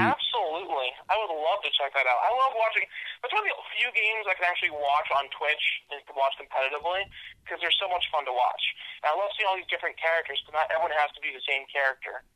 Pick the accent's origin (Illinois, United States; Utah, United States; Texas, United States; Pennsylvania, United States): Pennsylvania, United States; Warren; now in Pittsburgh, United States; I'm from Warren, Pennsylvania, which is a small town, less than 9,000 people. I currently live in Pittsburgh.